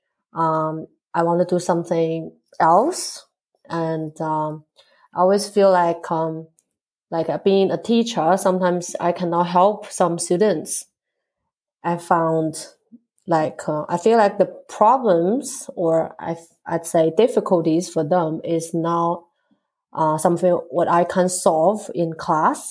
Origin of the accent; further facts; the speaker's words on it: Xi'an, Shaanxi, China; English is a second language; moved away as an adult; also born or lived in Boston, United States; now in Adelaide, Australia; I came from a city called Xi'an, which is located right in the middle of China